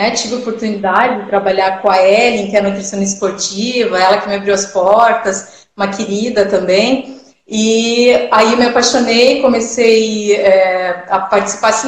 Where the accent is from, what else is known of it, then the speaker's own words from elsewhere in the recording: Cascavel, Paraná, Brazil; moved away as an adult; also born or lived in Italy; now in Joinville, Brazil; eu sou do Paraná, né, de Cascavel, Paraná, e eu vim aqui para Joinville